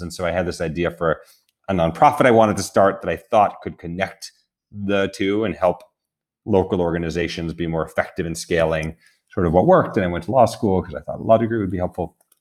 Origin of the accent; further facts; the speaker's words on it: New York, United States; I grew up in New York